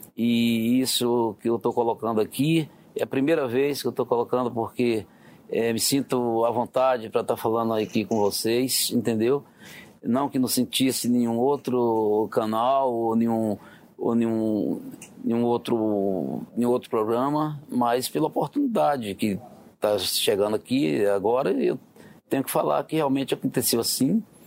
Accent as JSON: {"language": "Portuguese", "town": "Vitória da Conquista", "region": "Bahia", "country": "Brazil", "tie": "born or raised there", "said": "eu nasci no interior da Bahia, em Vitória da Conquista, é uma cidade que fica no sudoeste da Bahia"}